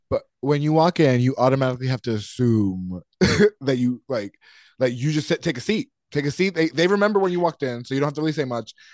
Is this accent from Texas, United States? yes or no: no; North Carolina, United States; moved away; ever since I moved out away from North Carolina